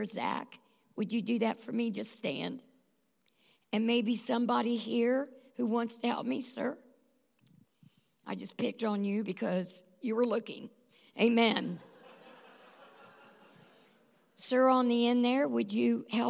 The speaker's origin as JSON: {"language": "English", "region": "the South", "country": "United States", "said": "we're from the South"}